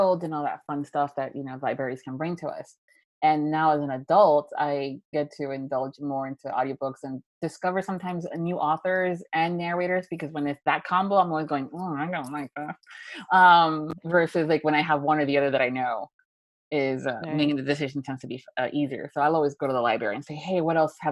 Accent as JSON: {"language": "English", "region": "Florida", "country": "United States", "said": "I'm from Florida"}